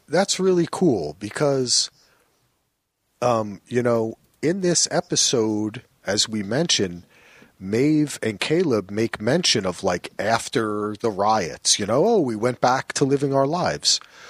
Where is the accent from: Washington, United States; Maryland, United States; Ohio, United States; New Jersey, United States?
New Jersey, United States; Yo, I'm from New Jersey, man.